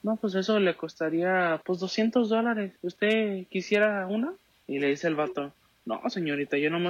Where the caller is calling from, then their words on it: Seattle, Washington, United States; aquí de Seattle.